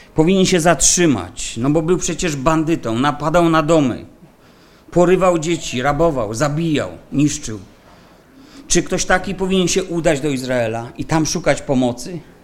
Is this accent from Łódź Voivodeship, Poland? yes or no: no; Silesian Voivodeship, Poland; u nas na Śląsku